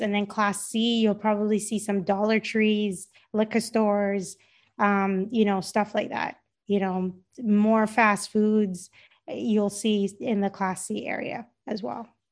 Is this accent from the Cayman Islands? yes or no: yes; Cayman Islands; moved away; my parents are Jamaican, um, and I grew up in the Cayman Islands